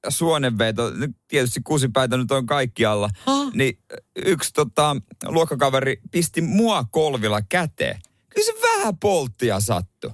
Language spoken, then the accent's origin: Finnish; Seinäjoki, South Ostrobothnia, Finland; itse on Seinäjältä